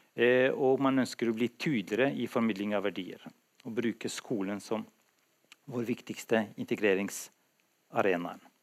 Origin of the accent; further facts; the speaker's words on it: Kosovo; now in Drammen, Norway; nå har jeg vært i Norge lengre enn i mitt tidligere hjemland, Kosovo